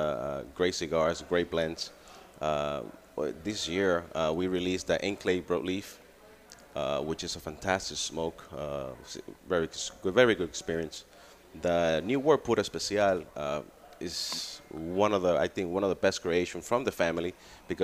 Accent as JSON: {"language": "English", "country": "Dominican Republic", "tie": "born or raised there", "also_born_or_lived": "New York, United States", "moved": "as an adult", "lives_now": "United States", "said": "Well, actually, I'm born in New York. I grew up in Dominican Republic, and then I come back when I was 22."}